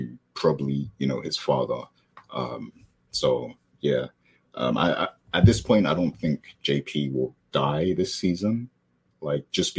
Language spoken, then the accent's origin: English; United Kingdom; I'm British.